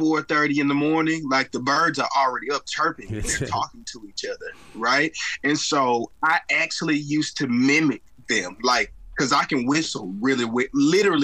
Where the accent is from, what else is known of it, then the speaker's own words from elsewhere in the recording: Wrightsville, Arkansas, United States; now in Little Rock, United States; I currently live there now. I grew up in Wrightsville, Arkansas